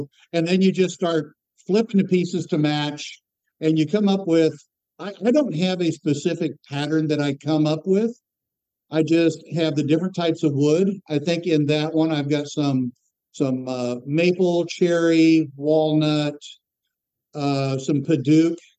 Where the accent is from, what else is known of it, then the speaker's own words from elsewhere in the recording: Florida, United States; I grew up in Florida in the Southern Baptist world